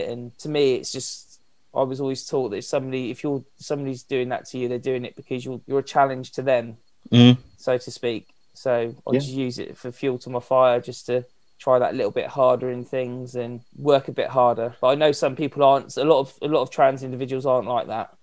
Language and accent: English; Cornwall, South West England, United Kingdom; moved away as an adult; also born or lived in Bristol / St Ives; now in Kent, United Kingdom; So I grew up in Cornwall, moved there at the age of 7. From Bristol and grew up down there